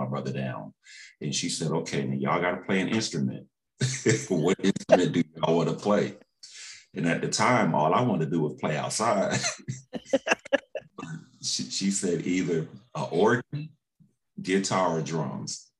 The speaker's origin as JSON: {"language": "English", "town": "Waterbury", "region": "Connecticut", "country": "United States", "tie": "born or raised there", "said": "growing up in Waterbury, Connecticut"}